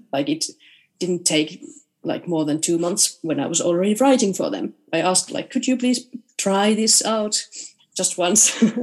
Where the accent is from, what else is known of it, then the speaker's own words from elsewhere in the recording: Rovaniemi, Lapland, Finland; in Rovaniemi, um, in my hometown when I was playing the piano